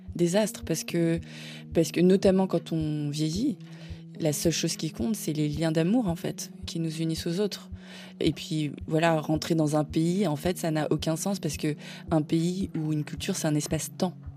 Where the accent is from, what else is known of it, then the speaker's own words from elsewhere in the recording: Paris suburbs, Île-de-France, France; je suis née à Paris, que j'ai grandi en banlieue parisienne